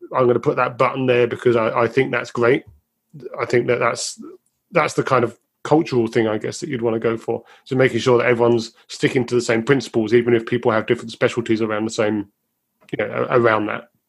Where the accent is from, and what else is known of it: United Kingdom